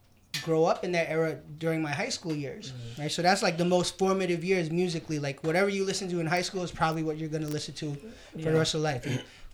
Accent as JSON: {"language": "English", "town": "New York City", "region": "New York", "country": "United States", "tie": "born or raised there", "said": "I'm born and raised in New York. I'm 43"}